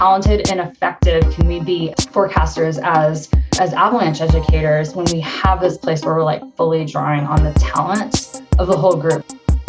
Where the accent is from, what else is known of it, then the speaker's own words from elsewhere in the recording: Nebraska, United States; Then we moved to Nebraska after that. And I grew up in the Midwest, like largely driving to Winter Park once a year to go skiing.